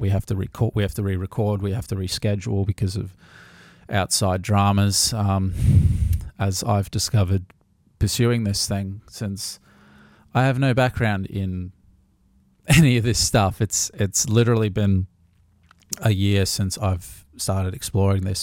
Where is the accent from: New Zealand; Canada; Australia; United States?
Australia; Gold Coast, Queensland; I'm born and raised on the Gold Coast, which is mostly unheard of these days.